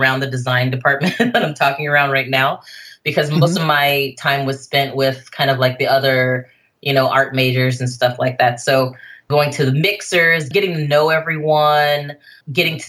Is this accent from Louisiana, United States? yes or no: no; Jackson, Mississippi, United States; now in Bay Area, United States; I'm still in my hometown